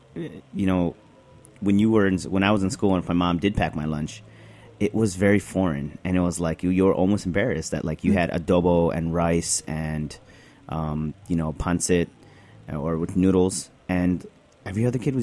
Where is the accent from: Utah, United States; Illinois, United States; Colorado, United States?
Illinois, United States; Chicago; moved away as an adult; also born or lived in Niles, Illinois; now in New York, United States; I'm born and raised in Chicago.